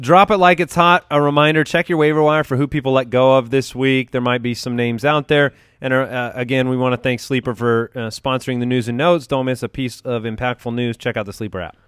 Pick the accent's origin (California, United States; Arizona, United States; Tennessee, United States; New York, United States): Arizona, United States; we're from Arizona